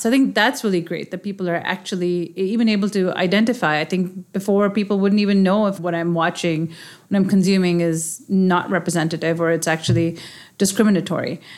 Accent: Pakistan; moved away as an adult; now in United States; growing up in Pakistan and having such a strong connection, I, I moved here when I was, you know, my twenties.

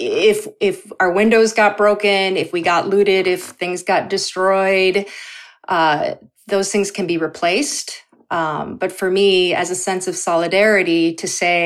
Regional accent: Minnesota, United States; also born or lived in South Korea; how I was raised here in Minnesota, in a very, very white, homogeneous state

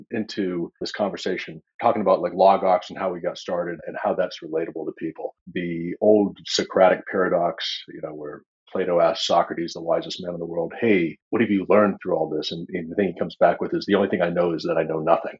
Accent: Vermont, United States; I grew up in the woods of Vermont

